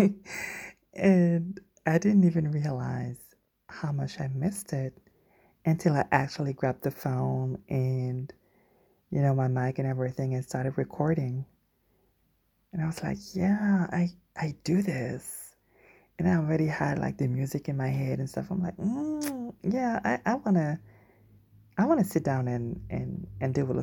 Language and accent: English; Guadeloupe; moved away; I grew up in the Caribbean on a small island, which is called Guadeloupe